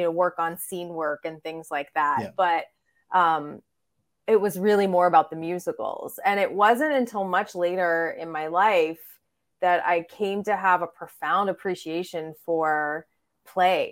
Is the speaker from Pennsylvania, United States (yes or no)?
yes; Pittsburgh, Pennsylvania, United States; I grew up in Pittsburgh, Pennsylvania, which is southwestern Pennsylvania